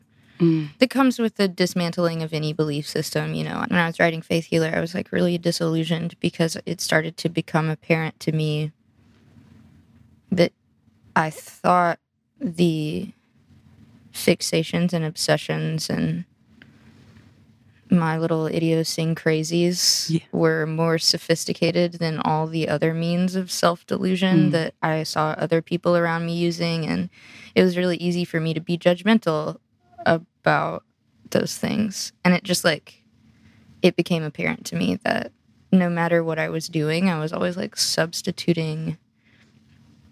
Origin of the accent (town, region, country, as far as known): the American South, United States; born or raised there